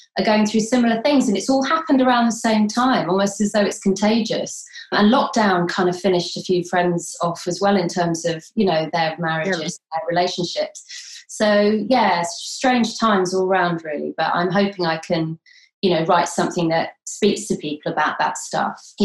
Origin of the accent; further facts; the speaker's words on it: London, United Kingdom; moved away; I was born in London